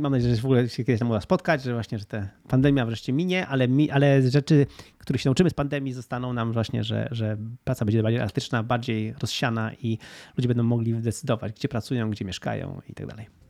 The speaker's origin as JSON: {"language": "Polish", "town": "Gdynia", "region": "Pomeranian Voivodeship", "country": "Poland", "also_born_or_lived": "Spain", "said": "W Polsce jestem w Gdyni, to jest moje miasto, skąd pochodzę, tam mam blisko rodzinę"}